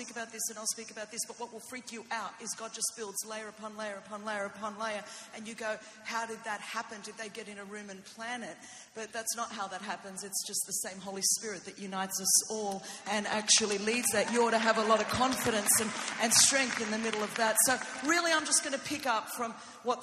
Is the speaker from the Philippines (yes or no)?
no; Greece; first language Greek; English is a second language; I know a little Greek myself because I am Greek and I am little, and I didn't speak English until I was five